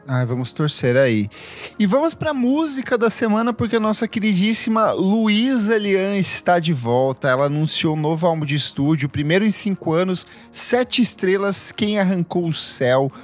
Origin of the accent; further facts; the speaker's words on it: Itaipulândia, Paraná, Brazil; moved away; eu cresci em Itaipulândia ali, é um município que fica a uma hora de Foz do Iguaçu